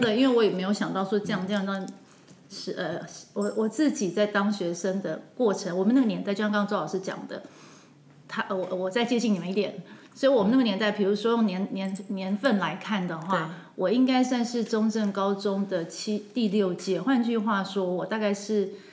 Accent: Taipei, Taiwan; moved away as an adult; also born or lived in southern Taiwan (Zuoying, Kaohsiung); now in Kaohsiung, Taiwan; 三十八年都在台北

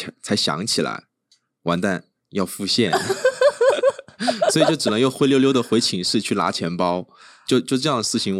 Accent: Hubei, China; moved away as an adult; now in Taiwan; 我们湖北那边很干燥、很多雨、干燥多雨的一个气候

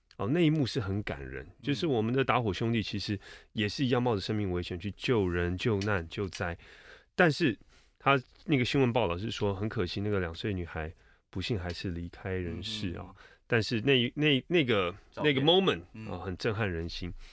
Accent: Taipei, Taiwan; 我是出生在台北，成长在台北 念书也在台北

